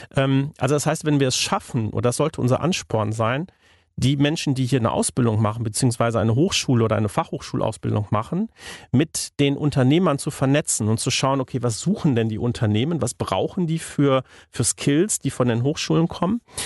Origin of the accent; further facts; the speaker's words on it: the Hamm region, North Rhine-Westphalia, Germany; ich komme ja hier aus der Region